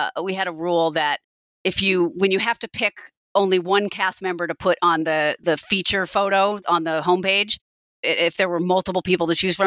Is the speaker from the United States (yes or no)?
yes; Pacific Northwest, United States; I'm from the Pacific Northwest.